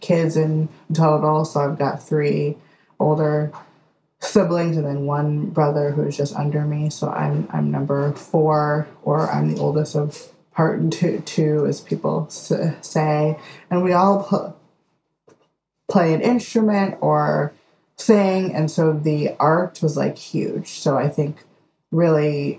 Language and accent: English; Detroit, Michigan, United States; I am from Detroit. And so I grew up in a very artistic family.